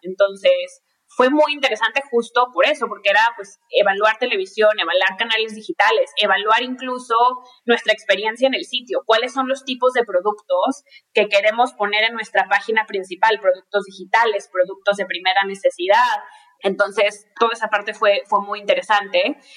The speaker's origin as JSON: {"language": "Spanish", "town": "Monterrey", "region": "Nuevo León", "country": "Mexico", "also_born_or_lived": "Mexico City", "moved": "as an adult", "said": "yo eh, soy mexicana, soy regia"}